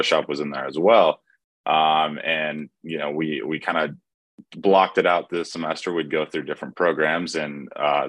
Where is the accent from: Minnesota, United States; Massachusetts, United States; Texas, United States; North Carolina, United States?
North Carolina, United States; Cullowhee; I grew up in Western North Carolina, about an hour west of Asheville. If you know where Western Carolina University is, Colowee, that's where I'm from.